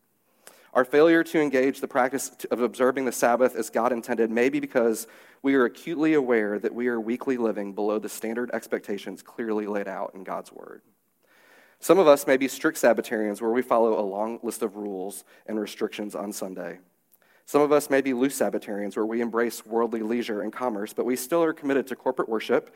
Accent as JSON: {"language": "English", "town": "St. Louis", "region": "Missouri", "country": "United States", "tie": "born or raised there", "said": "the church that I grew up at in St. Louis"}